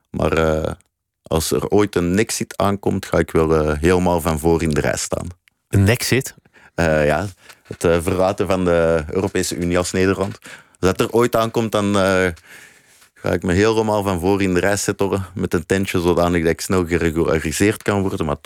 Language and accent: Dutch; Belgium; now in Netherlands; Ik eh, ben een van de laatste staande Belgen, zeg ik altijd. dus ik ben geen Nederlander.